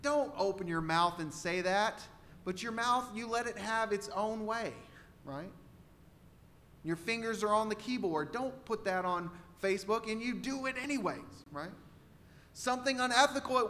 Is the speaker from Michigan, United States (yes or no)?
no; Texas, United States; I'm from Texas